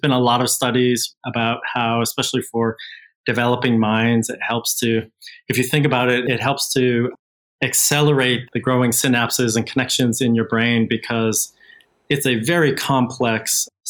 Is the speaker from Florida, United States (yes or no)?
no; Boston, Massachusetts, United States; moved away as an adult; also born or lived in Switzerland / California; now in Singapore; I grew up in Boston, Massachusetts